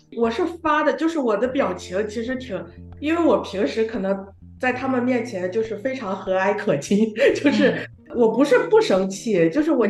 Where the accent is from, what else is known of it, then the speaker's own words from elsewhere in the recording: Shandong, China; 我山东人嘛，对面食就是有特别的那个